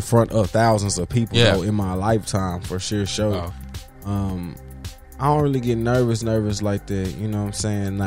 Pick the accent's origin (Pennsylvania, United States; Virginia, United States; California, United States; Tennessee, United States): Tennessee, United States; now in Houston, United States; I'm from Tennessee. I'm from Tennessee, Tennessee